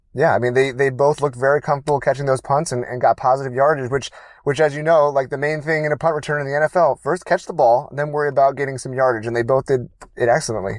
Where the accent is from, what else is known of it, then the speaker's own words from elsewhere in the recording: Baltimore, Maryland, United States; now in California, United States; I was born in Baltimore, Maryland